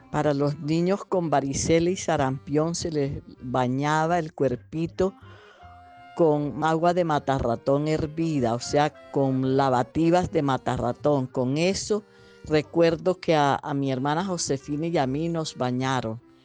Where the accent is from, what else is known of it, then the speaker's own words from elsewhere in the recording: Armero, Tolima, Colombia; en mi tierra, en Armero